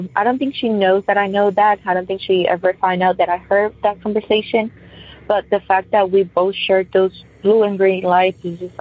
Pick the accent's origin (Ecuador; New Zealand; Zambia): Ecuador; moved away; I'm originally from Ecuador